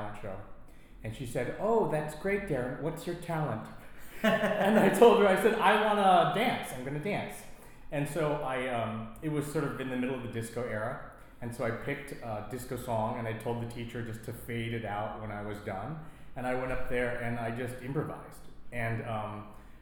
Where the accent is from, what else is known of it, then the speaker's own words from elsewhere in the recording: Orange County, Southern California, United States; I'm from Orange County in Southern California.